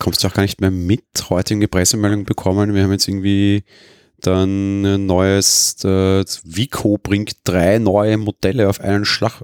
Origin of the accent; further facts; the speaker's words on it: Austria; als Österreicher